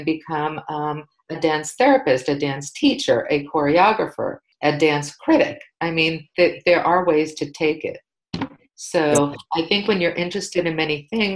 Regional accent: New York City, New York, United States; I grew up in New York City

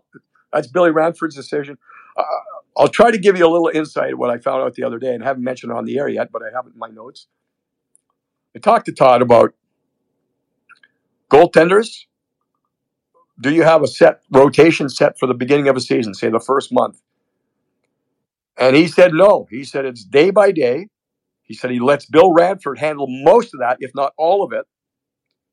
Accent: Canada; moved away; for a Canadian, I have dual now citizenship, but growing up in Canada

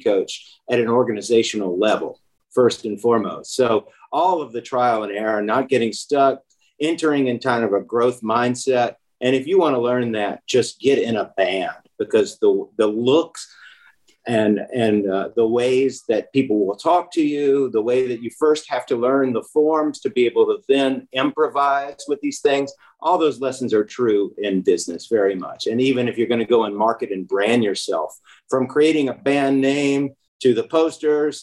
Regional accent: Memphis, Tennessee, United States; also born or lived in Germantown, Tennessee; I grew up in Memphis and just loved it here.

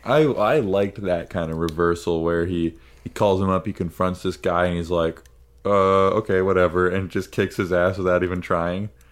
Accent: United States; an American

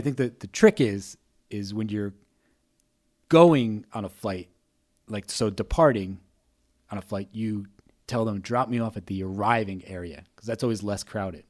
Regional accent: New Jersey, United States; I'm from New Jersey.

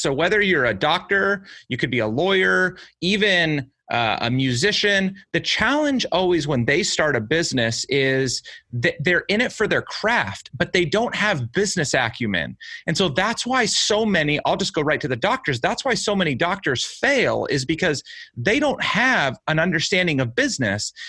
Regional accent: United States; I was born and raised in the United States

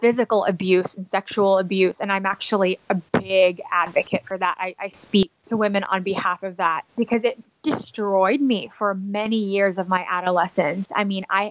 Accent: Dallas, Texas, United States; moved away as an adult; also born or lived in Philippines / New York City; I was born in the Philippines. And my family moved to Texas when I was 6 years old. And they actually still live in Dallas, Texas

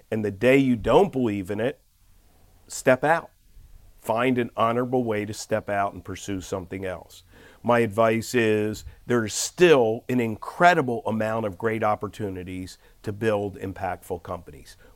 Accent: Philadelphia, Pennsylvania, United States; I am an unlikely character from inner city Philly to actually do it. I, I grew up in West Oak Lane in a row house.

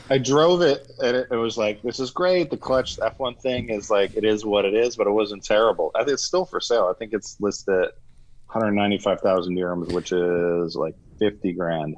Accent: Florida, United States; moved away as an adult; also born or lived in Dubai; I grew up in Florida

